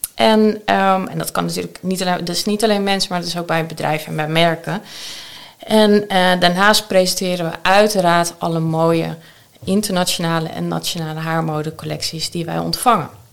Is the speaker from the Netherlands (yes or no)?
yes; Amsterdam, North Holland, Netherlands; ik ben geboren en getogen Amsterdammer. En dat zal je soms wel een keertje horen